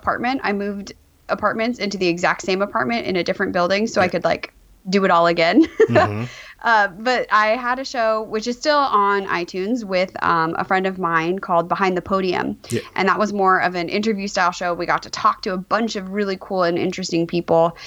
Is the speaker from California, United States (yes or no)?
yes; Glendale, California, United States; also born or lived in Davis, California; I was born and raised in Glendale, California